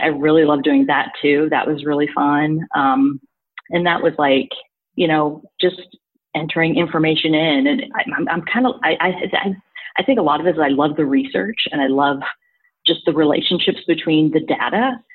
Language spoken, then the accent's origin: English; Missouri, United States; moved away as an adult; now in New York, United States; I'm originally from Missouri, so like I transplanted to New York in like 2007.